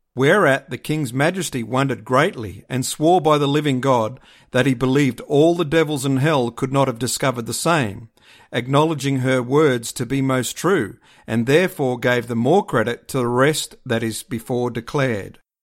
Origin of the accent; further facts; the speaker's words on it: Australia; being an Aussie